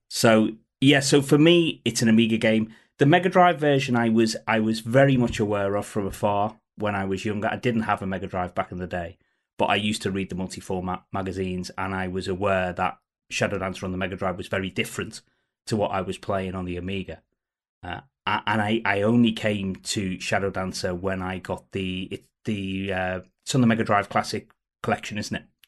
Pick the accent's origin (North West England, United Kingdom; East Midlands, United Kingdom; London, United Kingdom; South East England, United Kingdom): North West England, United Kingdom; Liverpool; I grew up in Liverpool